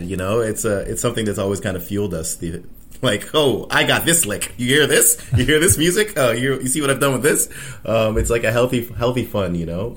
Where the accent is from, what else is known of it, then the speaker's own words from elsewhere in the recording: Toronto, Ontario, Canada; I've been here all my life. Uh, I was born and raised. I grew up pretty much down the street